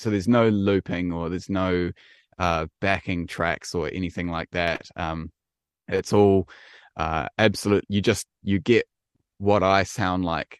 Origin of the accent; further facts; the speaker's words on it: Wellington, New Zealand; I am definitely a Kiwi. Yep, born and bred uh, in Wellington